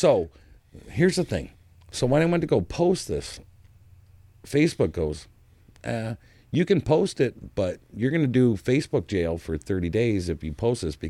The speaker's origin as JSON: {"language": "English", "country": "United States", "said": "I'm an American"}